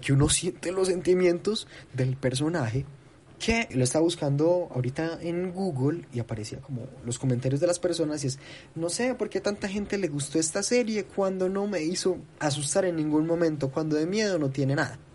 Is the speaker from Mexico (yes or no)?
no; Colombia; como cinéfilo colombiano